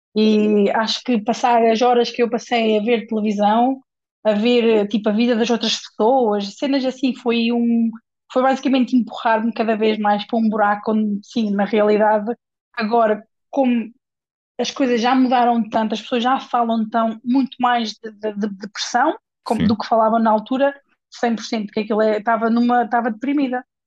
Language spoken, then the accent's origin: Portuguese; Portugal; moved away; also born or lived in England / Spain; havia um ginásio na zona de onde eu sou, de Portugal, na zona da Nadia